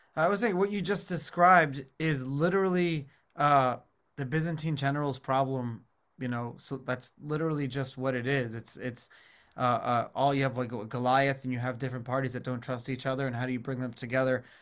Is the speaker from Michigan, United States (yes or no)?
no; New York City, New York, United States; growing up in New York City, I remember as a kid